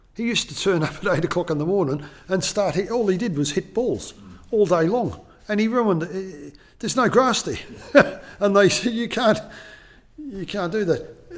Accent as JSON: {"language": "English", "town": "Melbourne", "region": "Victoria", "country": "Australia", "said": "I'm from Melbourne"}